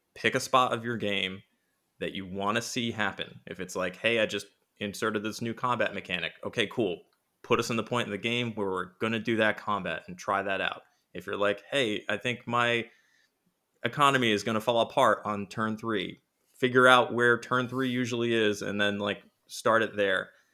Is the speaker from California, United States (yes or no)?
no; Rhode Island, United States; I am from Rhode Island, which is the smallest state in America